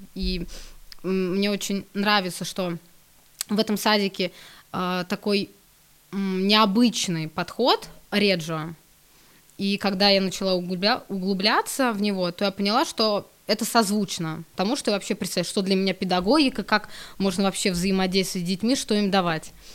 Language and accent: Russian; Smolensk Oblast, Russia; я сама из Смоленской области